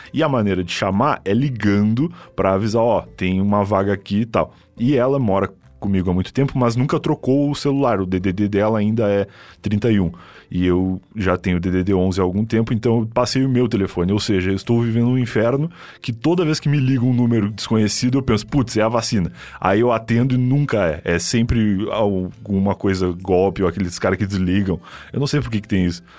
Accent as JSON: {"language": "Portuguese", "region": "Rio Grande do Sul", "country": "Brazil", "moved": "yes", "said": "eu sou gaúcho e lá no Sul"}